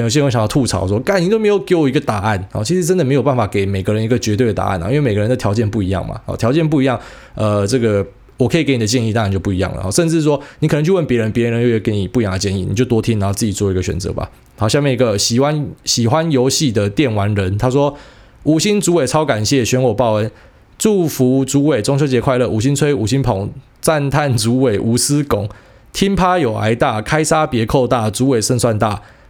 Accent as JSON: {"language": "Chinese", "country": "Taiwan", "tie": "born or raised there", "said": "我们生下来我们就在台湾长大的，我们当然觉得他妈的我们就是台派啊，我们就台湾人啊。"}